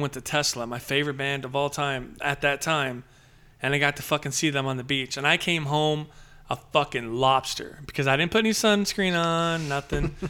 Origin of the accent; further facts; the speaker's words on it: Padre Island, South Texas, United States; I grew up in South Texas, Padre Island